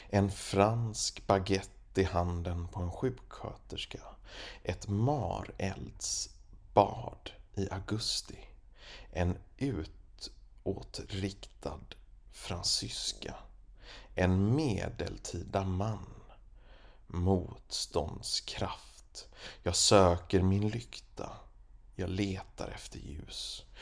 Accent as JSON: {"language": "Swedish", "region": "Småland", "country": "Sweden", "tie": "born or raised there", "said": "Jag ska berätta om min uppväxt i Småland."}